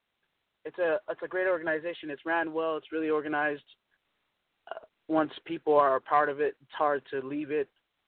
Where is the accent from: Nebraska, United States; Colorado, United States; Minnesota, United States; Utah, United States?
Utah, United States; also born or lived in Long Beach, California; I was born in Long Beach, California, and I've been in Utah since I was four. So I'm a Utah girl